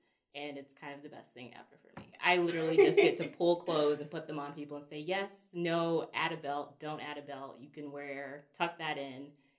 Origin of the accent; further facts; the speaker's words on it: Alabama, United States; also born or lived in New York City; now in New York, United States; I'm originally from Alabama. Now I live on the Upper East Side of New York.